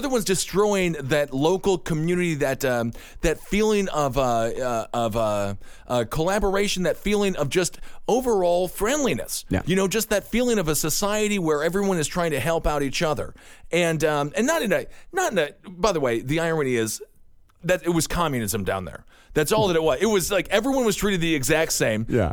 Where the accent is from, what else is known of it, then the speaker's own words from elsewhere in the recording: Wisconsin, United States; now in New York City, United States; I'm from Wisconsin. We both live in New York City. But at the end of the day, uh, we still have those old small town morals.